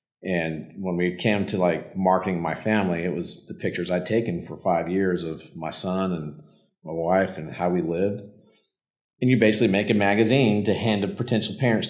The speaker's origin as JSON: {"language": "English", "area": "Yellowstone", "region": "Wyoming", "country": "United States", "tie": "born or raised there", "moved": "yes", "said": "I grew up in Yellowstone. My dad was a park ranger"}